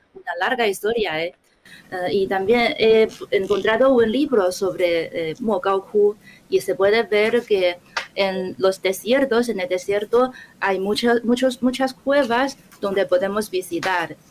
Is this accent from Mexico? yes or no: no; Wuhan, Hubei, China; Spanish is a second language; mi ciudad natal, eh, Wuhan.